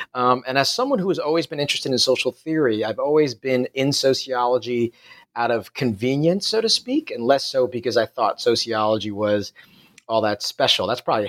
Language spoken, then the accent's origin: English; New York City, New York, United States; moved away as an adult; also born or lived in Singapore; now in Perth, Australia; As you can probably tell by my accent, I'm not from Australia. I grew up in New York City, and I did my PhD in New York City at the City University of New York.